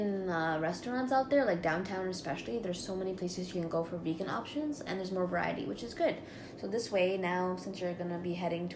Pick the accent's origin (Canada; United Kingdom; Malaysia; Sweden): Canada; I'm Canadian too